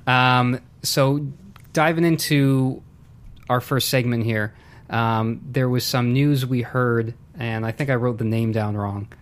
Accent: Canada

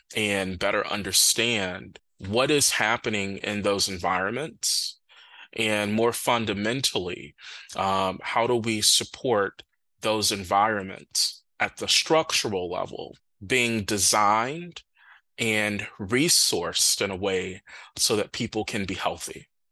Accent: Milwaukee, Wisconsin, United States; moved away; also born or lived in Minnesota; I'm from Milwaukee um, originally

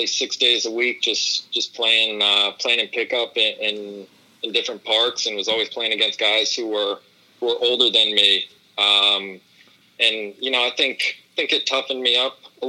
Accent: New York City, New York, United States; also born or lived in Madrid, Spain; I grew up on the Lower East Side of Manhattan and really just grew up playing in parks around the city

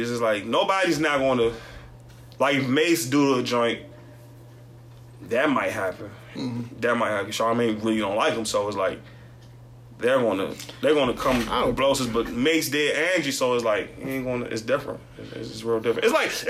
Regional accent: Washington, District of Columbia, United States; See, I'm not from New York and all. We're from D.C.

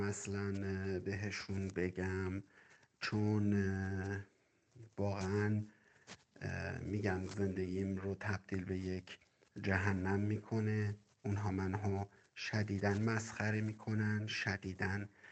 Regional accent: Qazvin, Qazvin Province, Iran; 35 سالمه و از قزوین هستم

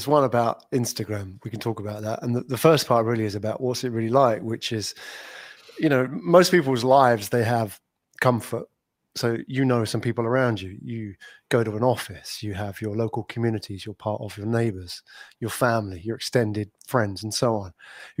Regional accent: London, United Kingdom; moved away as an adult; now in Singapore; Based here in Singapore, and I'm not from Singapore. I'm from colder climates, as we were discussing off air here, London. I haven't lived in London for 10 years.

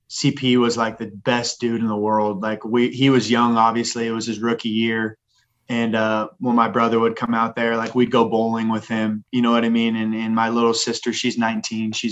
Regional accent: Manhattan Beach, California, United States; also born or lived in Phoenix, Arizona / Arizona / Texas; that's why i call manhattan beach my hometown

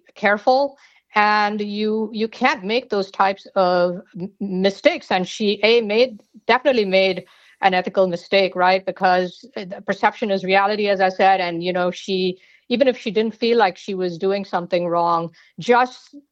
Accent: India; moved away as an adult; also born or lived in Georgia, United States; now in United States; I was born in India and I came to the United States actually as a graduate student at the University of Georgia back in the day

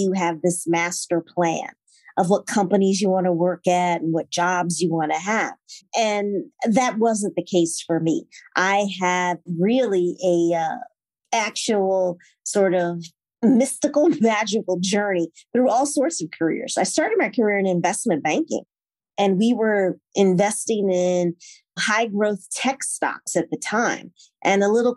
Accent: Morganza, Louisiana, United States; moved away; I grew up in Pointe-Coupee Parish, very small town, went to Catholic school.

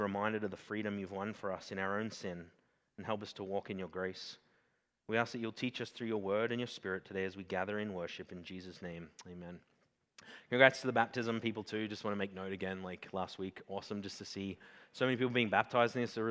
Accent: Australia; I'm Australian

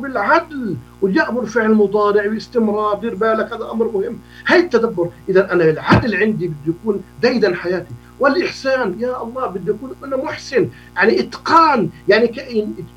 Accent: Jordan; عندنا في الأردن

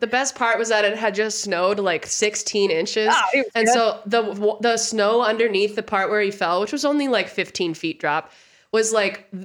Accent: Montana, United States; I'm from Montana

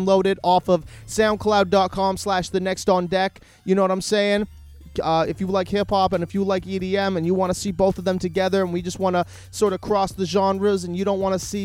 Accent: Canada; I'm Canadian

